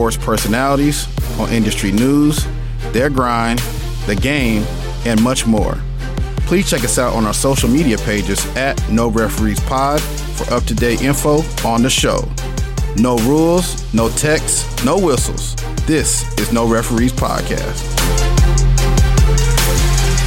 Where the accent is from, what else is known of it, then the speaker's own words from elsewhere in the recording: United States; I'm a Nigerian American. My father's from Nigeria